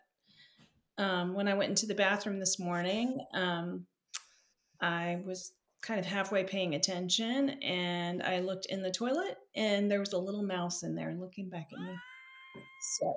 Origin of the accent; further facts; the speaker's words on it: Seguin, Texas, United States; moved away as an adult; also born or lived in San Antonio, Texas / Austin, Texas; now in Boston, United States; I'm a Texan. I grew up in a little town outside of Seguin, Texas